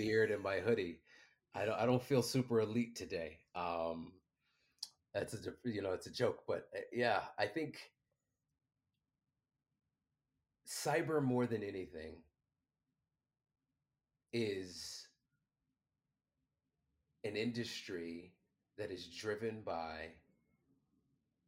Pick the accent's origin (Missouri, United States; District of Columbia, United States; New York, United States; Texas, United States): District of Columbia, United States; Washington; I'm 17 years old. I'm from Washington, D.C., not the good side.